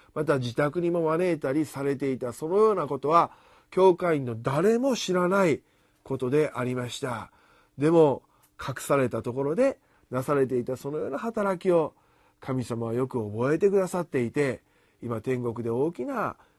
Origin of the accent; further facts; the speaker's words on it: Japan; 私たちのこの国